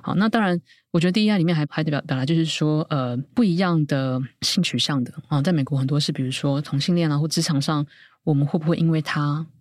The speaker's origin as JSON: {"language": "Chinese", "country": "Taiwan", "said": "我们台湾人习惯很早就退休了，就是五十五岁以上"}